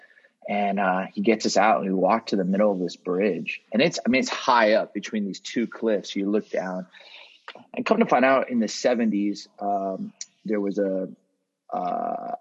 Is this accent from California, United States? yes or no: yes; Southern California, United States; I grew up in Southern California